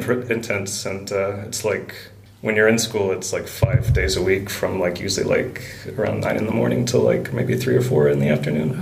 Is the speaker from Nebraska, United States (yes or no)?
no; Alabama, United States; moved away as an adult; also born or lived in Wisconsin / China; now in Iceland; I was uh, born in Alabama